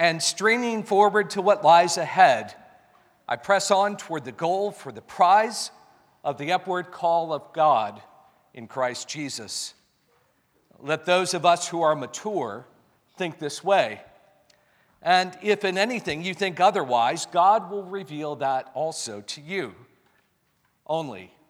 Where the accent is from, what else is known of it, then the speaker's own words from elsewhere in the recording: United States; I'm an American